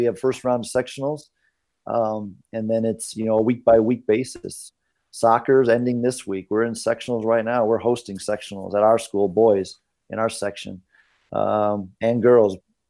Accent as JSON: {"language": "English", "region": "West Michigan", "country": "United States", "tie": "born or raised there", "moved": "yes", "lives_now": "Indiana, United States", "said": "As a Michigander, I grew up in Michigan. I grew up on the other side of the state, West Michigan, where lake effect snow is a real thing."}